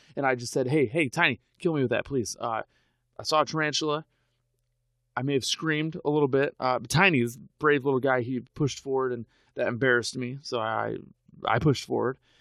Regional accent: United States; I'm an American

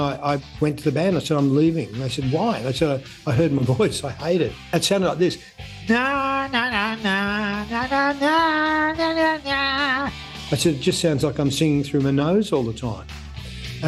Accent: Melbourne, Victoria, Australia; I was a boy from Richmond, the working suburbs of Melbourne

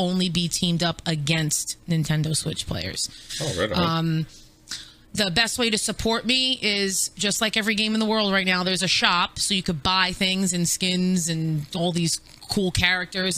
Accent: New York, United States; I'm from New York. I'm Italian.

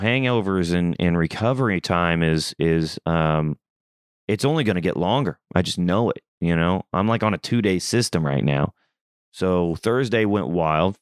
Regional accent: Southeast Missouri, United States; moved away; I'm from Southeast Missouri. I'm from the country.

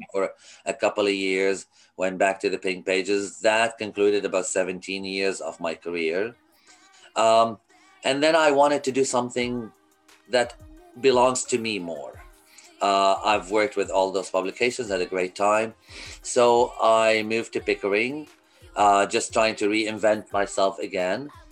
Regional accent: Kuwait; moved away as an adult; also born or lived in Lebanon; now in Canada; I was born in Kuwait

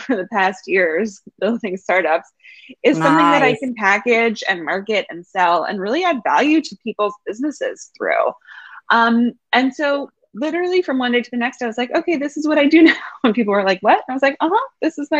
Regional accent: New York City, New York, United States; I'm born and raised New Yorker

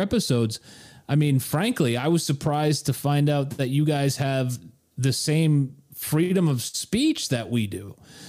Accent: United States; as an American

